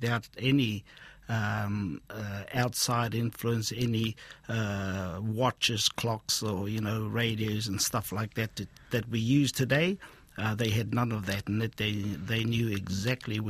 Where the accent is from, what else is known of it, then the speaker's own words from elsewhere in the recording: Hokianga, Northland, New Zealand; also born or lived in Taheke / Waima / Otaua; I was born and raised in Hokianga